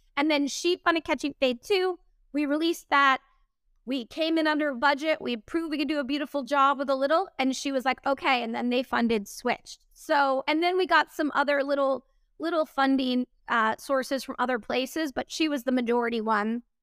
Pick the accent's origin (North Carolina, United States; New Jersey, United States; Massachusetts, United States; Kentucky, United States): Massachusetts, United States; Boston; moved away; We shot that in my hometown